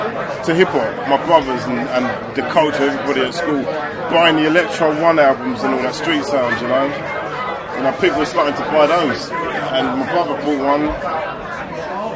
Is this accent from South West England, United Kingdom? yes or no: no; London, United Kingdom; we grew up in Streatham